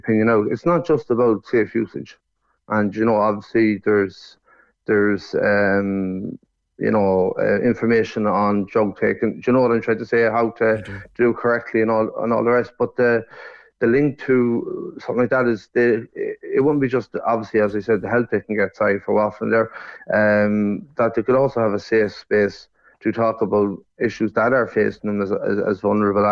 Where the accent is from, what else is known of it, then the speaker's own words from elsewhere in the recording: Sligo, Connacht, Ireland; moved away as an adult; now in Cork, Ireland; I'd say Sligo.